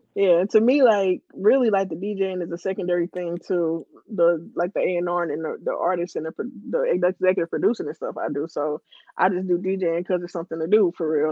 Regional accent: Ferguson, Missouri, United States; I'm from Ferguson, born and raised

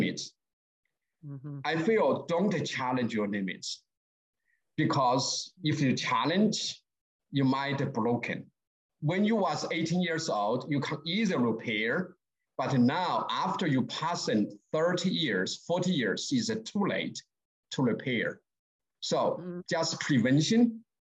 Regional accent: Sichuan, China; English is a second language; moved away as an adult; also born or lived in Beijing; now in United States; I was born in Sichuan, that's southwest, close to the Tibet

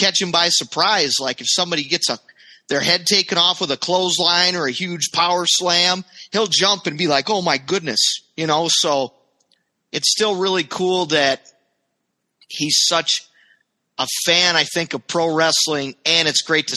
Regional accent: Riceville, Iowa, United States; my hometown in Riceville, Iowa

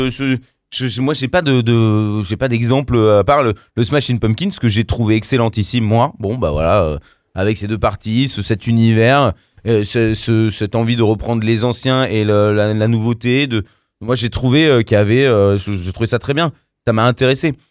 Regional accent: Poland; je dis ça parce que je suis polonais

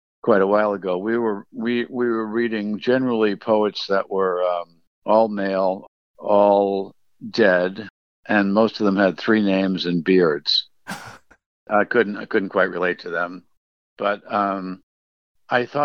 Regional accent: United States; I'm an American poet

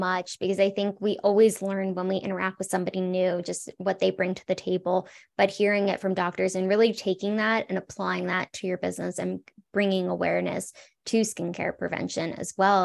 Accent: South Florida, United States; also born or lived in California; now in Colorado, United States; I grew up in South Florida, lived in California.

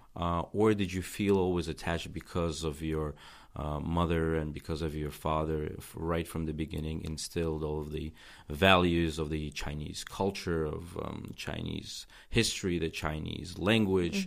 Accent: Tajikistan; English is a second language; when I was growing up in Tajikistan

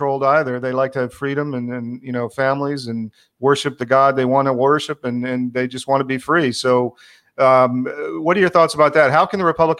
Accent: Atlanta, Georgia, United States; I was born in Atlanta too

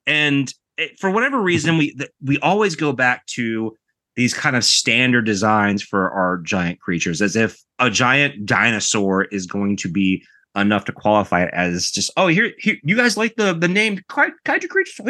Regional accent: United States

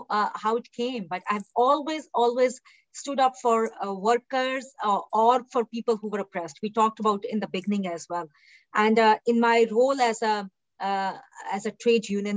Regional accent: India; now in British Columbia, Canada; I was born in India, raised in India

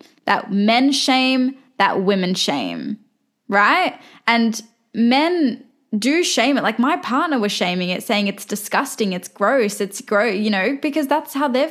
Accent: Australia; I'm Australian, but they were both born in Turkey

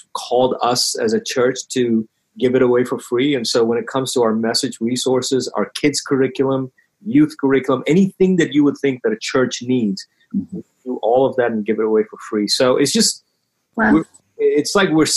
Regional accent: Bahrain; now in United States; growing up, I grew up in Bahrain.

